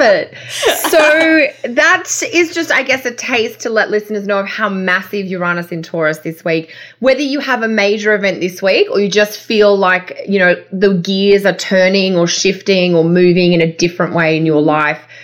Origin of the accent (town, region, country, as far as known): Australia